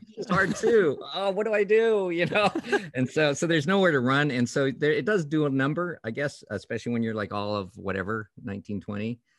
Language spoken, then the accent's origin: English; Canada; I grew up in Canada